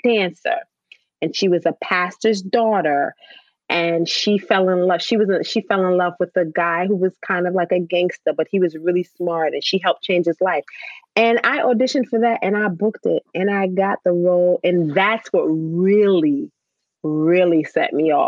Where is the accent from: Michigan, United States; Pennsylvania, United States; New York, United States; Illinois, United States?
New York, United States; New York City; I grew up in the Bronx